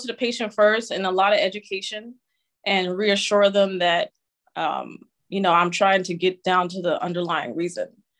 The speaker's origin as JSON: {"language": "English", "town": "New York City", "region": "New York", "country": "United States", "tie": "born or raised there", "said": "I grew up in New York City and Queens, actually, Queens, New York City"}